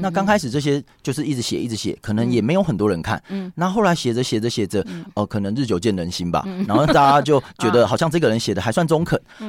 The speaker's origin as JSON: {"language": "Chinese", "country": "Taiwan", "moved": "yes", "lives_now": "Taipei, Taiwan", "said": "因为我们台湾人天性很爱赚钱啊"}